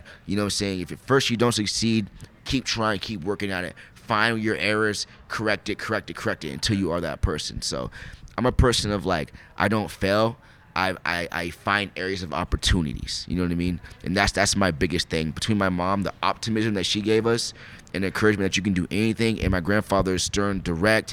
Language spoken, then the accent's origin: English; Spokane, Washington, United States; also born or lived in Bremerton, Washington; We moved from Bremerton over to Spokane. Actually, I was like 12. Moved to Spokane